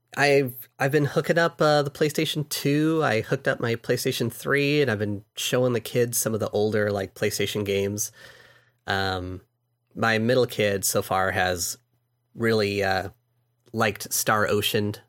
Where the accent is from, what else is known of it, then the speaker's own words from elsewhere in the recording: California, United States; I'm from California